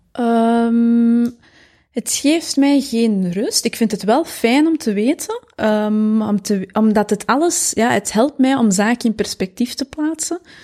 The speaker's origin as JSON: {"language": "Dutch", "town": "Mol", "region": "Flanders", "country": "Belgium", "tie": "born or raised there", "moved": "yes", "said": "geboren en getogen in Mol, de Kempen."}